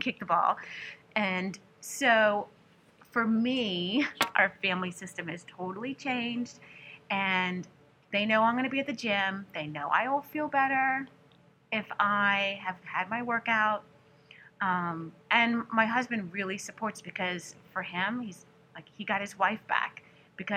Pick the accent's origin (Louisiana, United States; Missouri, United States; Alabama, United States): Louisiana, United States; New Orleans; I'm from New Orleans